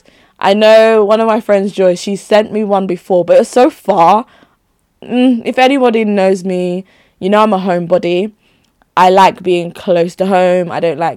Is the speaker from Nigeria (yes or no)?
yes; Nigeria; moved away; So home being Nigeria, because I'd only just moved here, right?